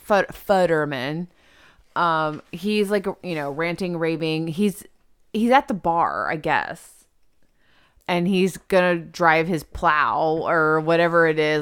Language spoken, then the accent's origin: English; the South, United States; we're from, we're from the South.